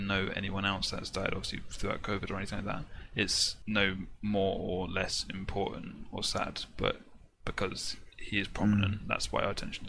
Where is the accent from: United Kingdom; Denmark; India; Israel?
United Kingdom; England; as English people or British people.